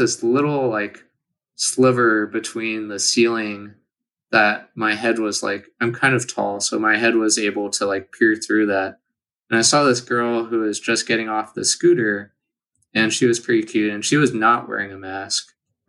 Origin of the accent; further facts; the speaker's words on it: California, United States; moved away; I'm from California